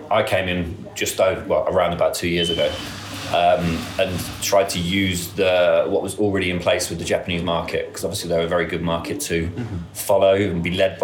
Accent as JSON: {"language": "English", "town": "Northampton", "region": "East Midlands", "country": "United Kingdom", "said": "I'm from Northampton, I had my own shoe shop"}